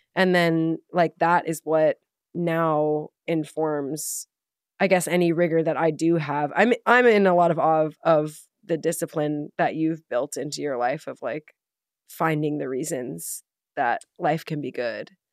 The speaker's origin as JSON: {"language": "English", "area": "North Shore, northern suburbs of Chicago", "region": "Illinois", "country": "United States", "tie": "born or raised there", "said": "I'm from the North Shore. I'm from the northern suburbs of Chicago"}